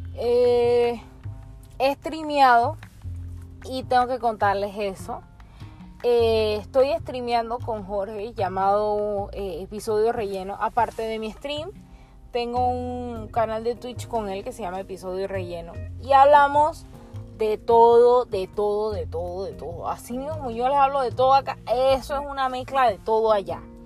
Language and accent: Spanish; Panama; nosotros como panameños